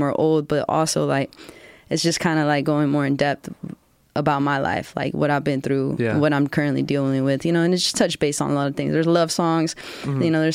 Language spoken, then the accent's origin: English; Georgetown, Texas, United States; So I was born and raised in Georgetown